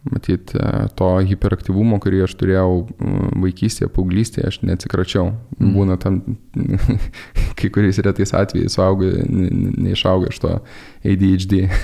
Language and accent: Lithuanian; Lithuania; moved away; aš esu lietuvis